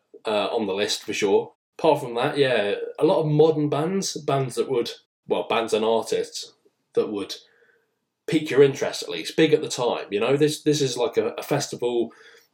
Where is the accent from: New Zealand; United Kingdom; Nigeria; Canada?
United Kingdom; England; being English, British